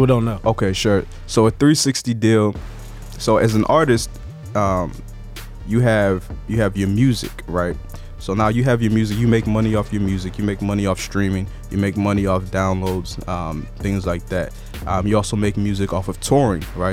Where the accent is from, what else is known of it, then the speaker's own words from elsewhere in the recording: Nigeria; moved away; I'm Nigerian by birth